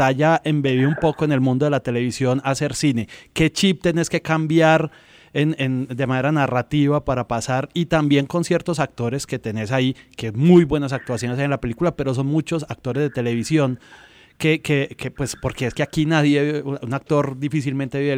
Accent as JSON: {"language": "Spanish", "town": "Medellín", "region": "Antioquia", "country": "Colombia", "said": "hay una Medellín para quienes somos de Medellín"}